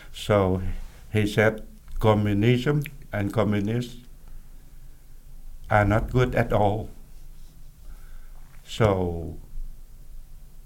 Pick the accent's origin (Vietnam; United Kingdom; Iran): Vietnam; My hometown was Benoit